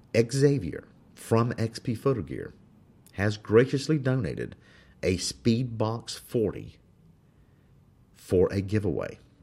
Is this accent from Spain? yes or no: yes; Spain; moved away; I was born in Spain.